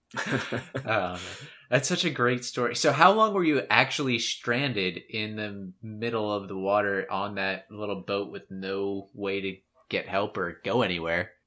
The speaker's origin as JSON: {"language": "English", "country": "United States", "said": "we we are Americans by default"}